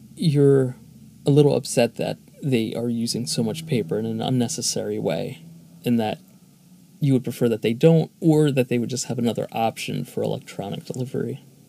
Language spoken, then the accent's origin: English; Philadelphia, Pennsylvania, United States; Philadelphia is my hometown